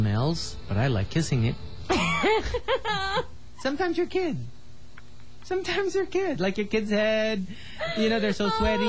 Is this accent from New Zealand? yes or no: no; Philippines; I'm Filipino.